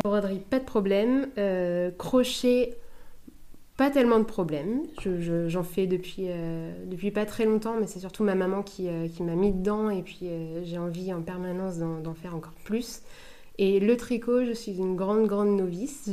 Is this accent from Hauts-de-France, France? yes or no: no; La Hague, Normandy, France; also born or lived in Cherbourg; je suis originaire de Cherbourg, enfin de La Hague